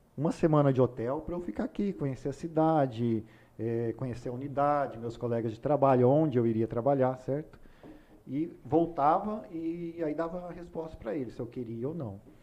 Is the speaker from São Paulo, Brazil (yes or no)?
yes; Ourinhos, São Paulo, Brazil; moved away as an adult; now in Rondonópolis, Brazil; eu nasci em Ourinhos, interior de São Paulo. É uma cidade hoje de pouco mais de 100 mil habitantes. Quando eu morei lá até 2006, quando me mudei para Rondonópolis